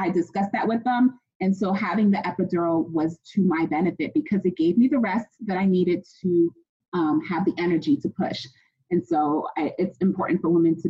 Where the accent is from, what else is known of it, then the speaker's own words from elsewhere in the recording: United States; I'm Ghanaian American. I was born and raised here